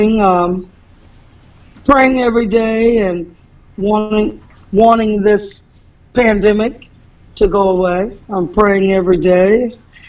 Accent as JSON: {"language": "English", "town": "Detroit", "region": "Michigan", "country": "United States", "tie": "born or raised there", "also_born_or_lived": "Los Angeles", "moved": "yes", "said": "I'm from Detroit, Michigan. I was born and raised in Detroit."}